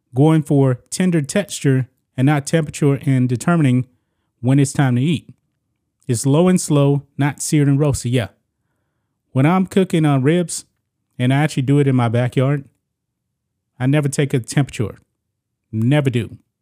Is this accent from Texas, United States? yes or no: yes; Beaumont, Texas, United States; born and raised in Texas, very close to the Louisiana border